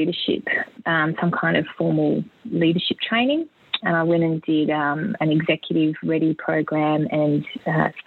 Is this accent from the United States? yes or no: no; South Australia, Australia; growing up in South Australia